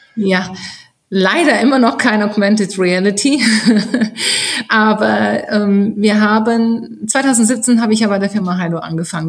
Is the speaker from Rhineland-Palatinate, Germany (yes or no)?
yes; Rhineland-Palatinate, Germany; bin auf dem Land groß geworden in Rheinland-Pfalz